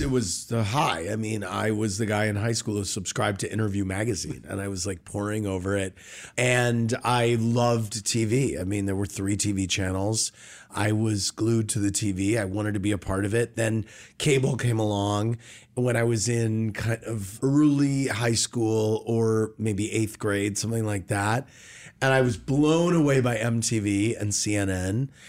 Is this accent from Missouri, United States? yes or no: yes; St. Louis, Missouri, United States; Born and raised in St. Louis